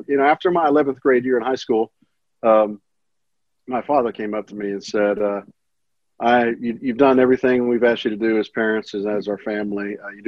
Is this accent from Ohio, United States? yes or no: no; Kansas City, Missouri, United States; born there; also born or lived in Olathe, Kansas / Pittsburg, Kansas / Moore, Oklahoma; Well, I was born in Kansas City, Missouri, lived in Olathe, Kansas, Pittsburgh, Kansas, Pittsburgh with no H, Kansas, and Moore, Oklahoma